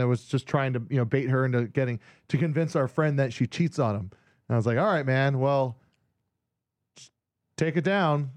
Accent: Hawaii, United States; moved away; a guy I grew up with in Hawaii that I was in bands

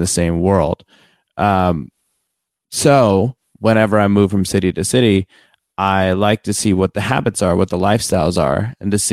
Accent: Ohio, United States; born or raised there; also born or lived in Atlanta; now in Los Angeles, United States

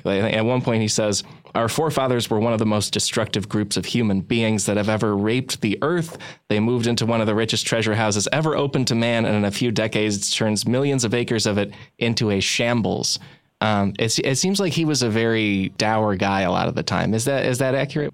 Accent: Midwest, United States; I'm from the Midwest, and a lot of my family would just tell me that you should assume the Great Lakes and a lot of our rivers are filthy

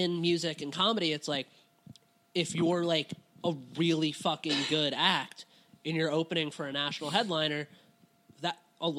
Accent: Cincinnati, Ohio, United States; whenever I tell people I'm from Cincinnati, it's like, oh, why? Like, where?

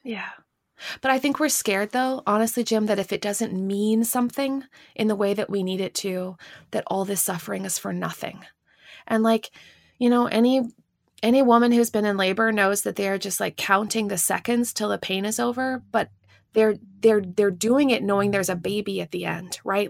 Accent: Canada; now in United States; I'm not even American. I'm Canadian

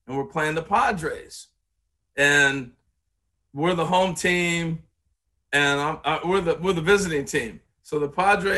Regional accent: Corvallis, Oregon, United States; I grew up in Corvallis, Oregon

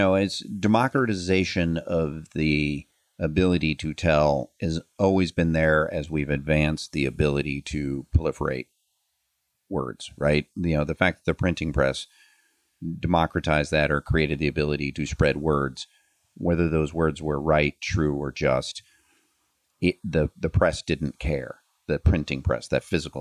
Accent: United States; I'm an American

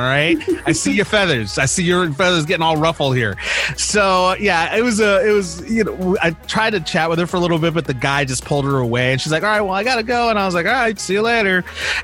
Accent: Los Angeles, California, United States; also born or lived in Bakersfield, California; I was originally from Los Angeles.

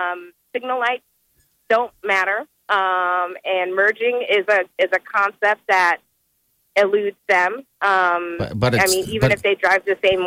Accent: Nebraska, United States; moved away as an adult; I don't have that drawl or southern accent, and they'll be like, so, where are you from? And that's always the first question. And I'm like, Nebraska. And my favorite thing is, there's black people in Nebraska?

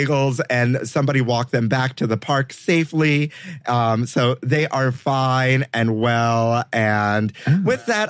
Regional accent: New York City, New York, United States; I'm Brooklyn born and raised

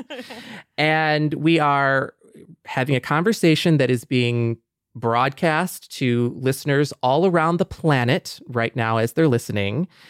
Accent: Michigan, United States; growing up in Michigan, yeah, like, as a young Mexican kid on a very white block at a very white school

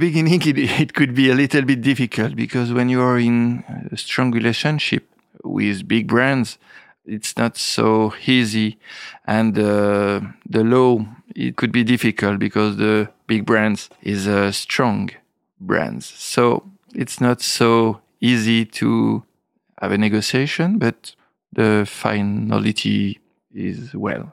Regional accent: Épernay, Grand Est, France; English is a second language; also born or lived in Reims; I was born in Epernay, in, uh, the seventies, studying in Reims

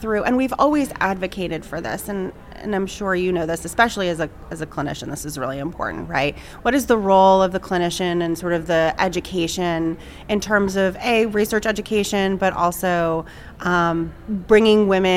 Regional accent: New England, United States; moved away; I grew up in New England and, you know, very small town.

